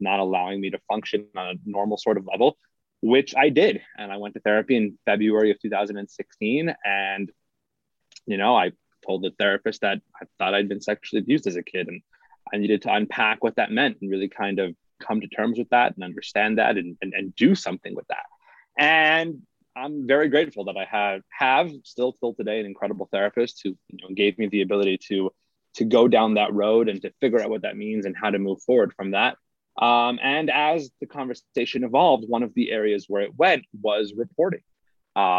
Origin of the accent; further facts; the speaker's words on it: Salt Lake City, Utah, United States; So I was raised here in Salt Lake City.